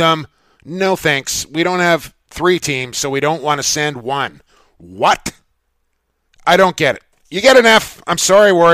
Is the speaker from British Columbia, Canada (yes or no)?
yes; Vancouver, British Columbia, Canada; I'm from Vancouver.